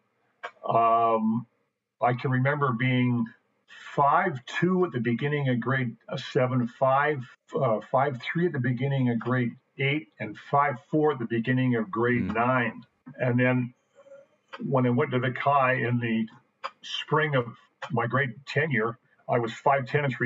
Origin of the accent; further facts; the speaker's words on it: Victoria, British Columbia, Canada; Born and raised in Victoria, in the Fairfield area of Victoria